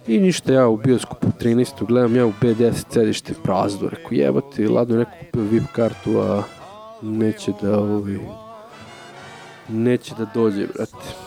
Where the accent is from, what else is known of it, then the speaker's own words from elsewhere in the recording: Serbia; kao Srbin koji priča engleski.